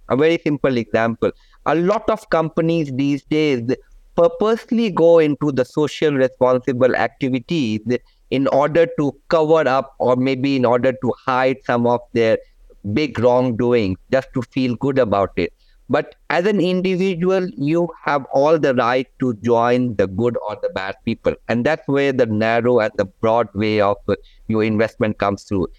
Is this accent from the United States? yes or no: no; India; now in Malaysia; I come originally from India